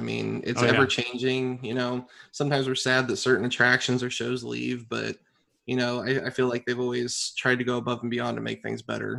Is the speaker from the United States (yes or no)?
yes; Lafayette, Indiana, United States; I was born and raised here in Lafayette, Indiana. I'm a Hoosier. Lived here all my life.